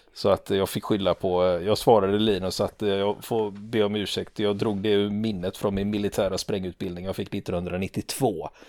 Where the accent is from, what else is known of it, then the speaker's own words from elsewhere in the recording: Sweden; vi svenskar